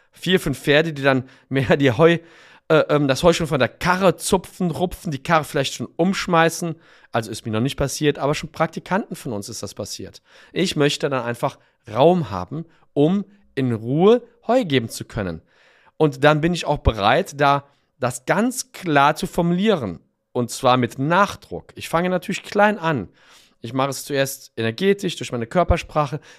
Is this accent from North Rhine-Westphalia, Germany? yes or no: yes; Cologne, North Rhine-Westphalia, Germany; born there; ich bin in Köln geboren und habe da studiert und auch lange Zeit gearbeitet.